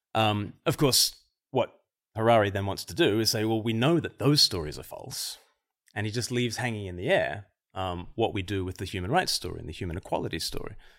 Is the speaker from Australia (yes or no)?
yes; Australia; moved away; I'm from Australia originally